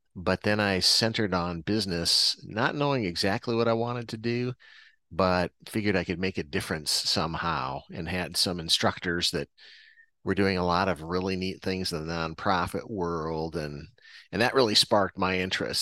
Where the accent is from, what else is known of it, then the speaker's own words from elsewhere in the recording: Iowa, United States; born and raised in Iowa